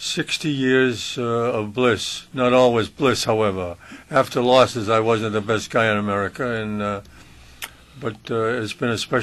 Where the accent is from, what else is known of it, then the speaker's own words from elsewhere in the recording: Worcester, Massachusetts, United States; Worcester's Worcester, and it's my hometown